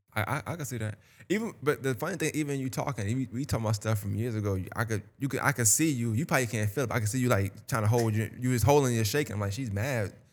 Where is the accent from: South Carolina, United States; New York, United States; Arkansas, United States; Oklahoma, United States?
New York, United States; now in Augusta, United States; I'm from New York